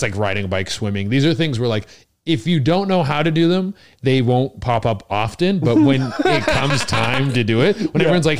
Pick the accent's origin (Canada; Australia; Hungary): Canada; British Columbia; moved away as an adult; also born or lived in Mexico; now in Toronto, Canada; I'm from British Columbia, but I spent like 8 or 9 years in Toronto.